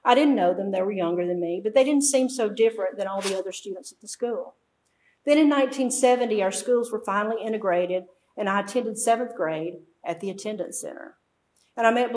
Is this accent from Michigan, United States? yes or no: no; Mississippi, United States; Memphis is about an hour and a half from my hometown.